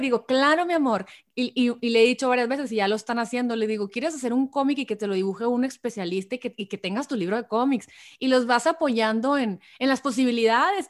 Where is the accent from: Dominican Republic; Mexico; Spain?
Mexico; Hermosillo, Sonora; now in San Diego, United States; soy de Hermosillo Sonora